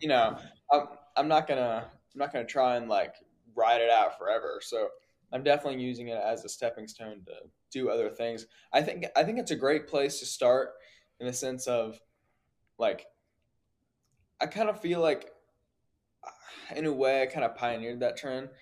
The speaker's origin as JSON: {"language": "English", "region": "Virginia", "country": "United States", "said": "I'm from Virginia, small town."}